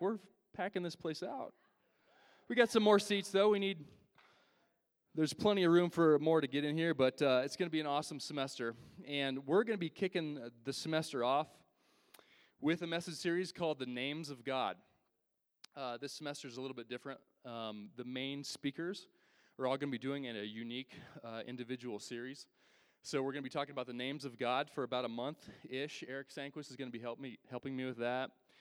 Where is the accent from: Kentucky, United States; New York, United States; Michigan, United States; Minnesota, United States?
Kentucky, United States; Northern; I'm from Northern Kentucky.